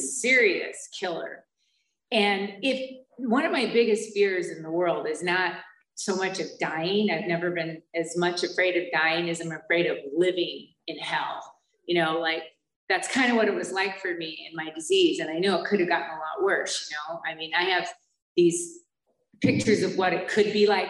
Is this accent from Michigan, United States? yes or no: yes; Holly, Michigan, United States; moved away; also born or lived in Flint, Michigan; where I grew up was outside of Flint in a real small town called Holly